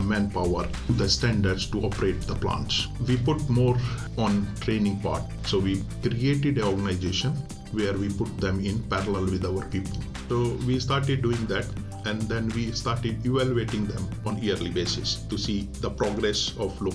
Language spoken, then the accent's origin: English; India; moved away; I'm Indian